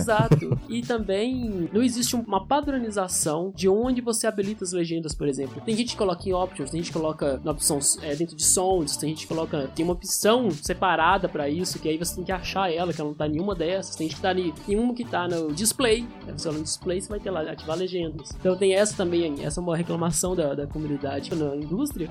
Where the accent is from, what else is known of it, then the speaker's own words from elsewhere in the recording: Belo Horizonte, Minas Gerais, Brazil; eu cresci em Belo Horizonte, eu sou de BH